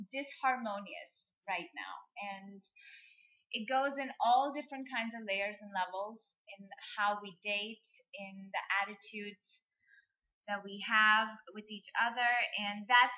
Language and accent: English; India; I'm from India.